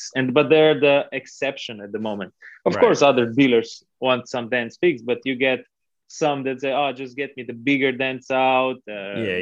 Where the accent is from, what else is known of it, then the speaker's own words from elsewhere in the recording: Logatec, Slovenia; that's my hometown.